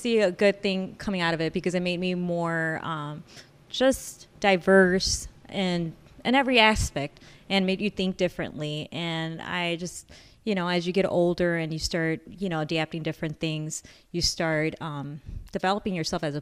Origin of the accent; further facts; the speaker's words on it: Chicago, Illinois, United States; I was born and raised in Chicago, south part of Chicago